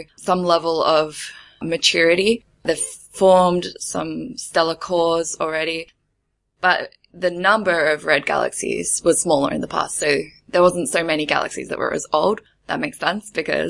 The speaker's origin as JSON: {"language": "English", "country": "Australia", "moved": "as an adult", "lives_now": "Germany", "said": "I'm an Australian studying for my PhD in Germany"}